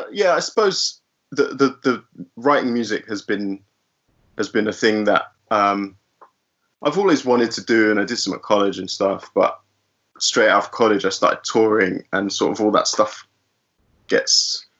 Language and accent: English; London, United Kingdom; both my parents are Brazilian, but I was born and raised in Finchley in North London.